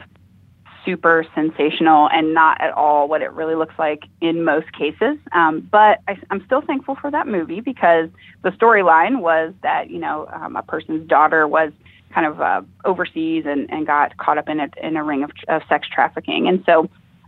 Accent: Ohio, United States; this is my home state

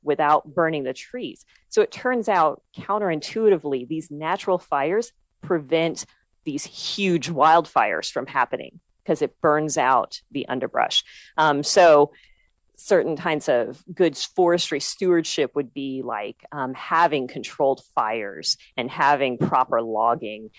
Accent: Texas, United States; my home state of Texas

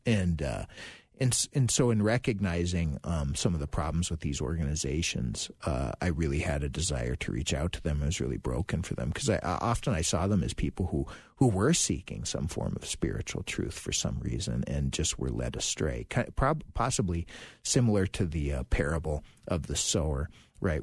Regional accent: Virginia, Minnesota, United States; now in St. Louis Park, United States; I'm from Virginia, Minnesota originally

